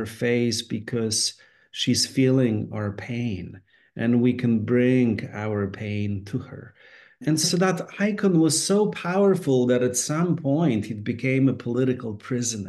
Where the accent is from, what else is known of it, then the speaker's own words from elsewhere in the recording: Poland; now in United States; Growing up in Poland at the time when I was growing up, I was born in 1970.